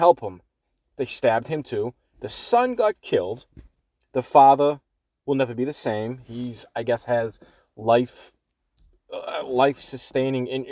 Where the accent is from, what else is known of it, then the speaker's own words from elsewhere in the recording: Everett, Massachusetts, United States; If you can't tell by the way I talk, I am from Boston, a little city right outside of Boston called Everett